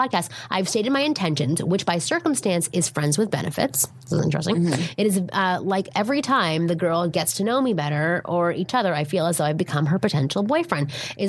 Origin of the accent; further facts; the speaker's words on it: Toronto, Ontario, Canada; I'm from Toronto, which is where I'm from, Ontario, Canada.